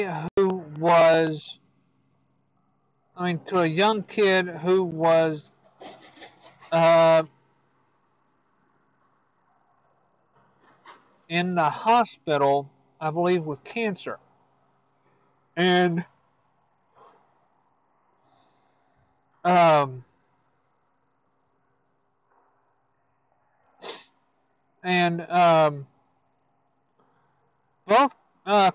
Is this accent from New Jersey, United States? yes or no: no; Houston, Texas, United States; my hometown, Houston Astros